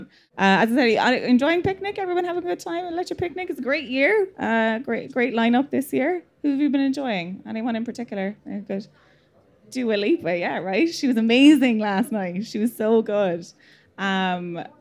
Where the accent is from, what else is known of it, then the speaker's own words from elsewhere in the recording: Stradbally, Laois, Ireland; accent: Midlands; I'm also from around. I'm from just outside Stradbally.